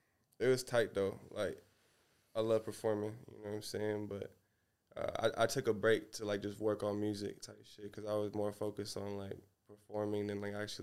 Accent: Seattle, Washington, United States; Around here, around Seattle.

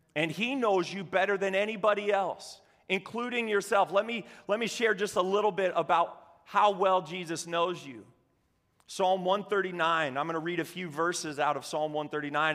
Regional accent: Cozad, Nebraska, United States; I grew up in Cozad, Nebraska, home of the haymakers.

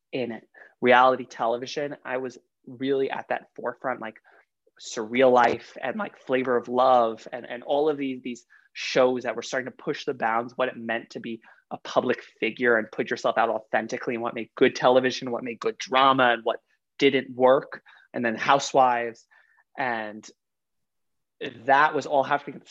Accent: New York City, New York, United States; also born or lived in Long Island; I grew up in Queens up until high school, pretty much, and then like bar mitzvah season. And then for bar mitzvah season, we moved out to Long Island

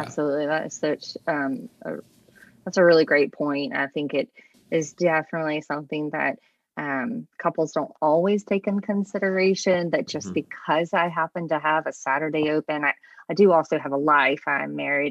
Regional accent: the East Coast of Virginia, United States; moved away as an adult; also born or lived in Charlottesville, Virginia; now in Richmond, United States; I'm originally from the East Coast uh, down near uh, the beach

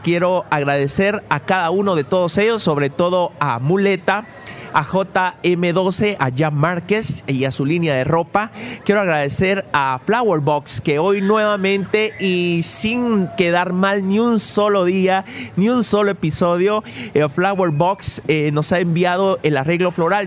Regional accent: Mixco, Guatemala Department, Guatemala; siempre me siento orgulloso de este lugar donde Dios me ha dado la oportunidad de poder vivir de poder nacer y de poder crecer

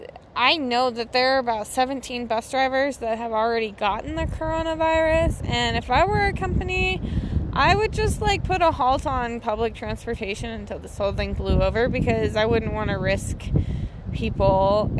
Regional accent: near the Crystal River, Colorado, United States; I grew up near the Crystal River, which was basically in my backyard

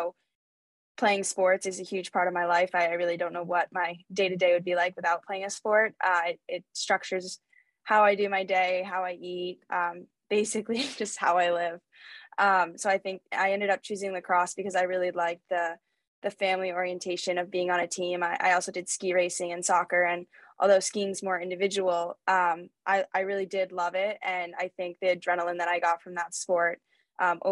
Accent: Ridgewood, New Jersey, United States; moved away as an adult; now in Boston, United States; I'm originally from New Jersey, specifically Ridgewood

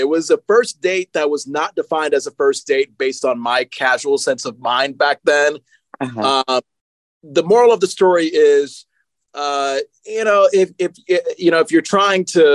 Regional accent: Connecticut, United States; moved away; when I was in my home state of Connecticut.

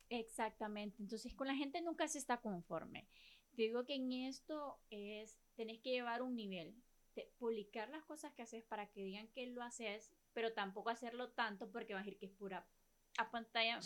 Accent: La Ceiba, Atlántida, Honduras; como seibeños, como hondureños

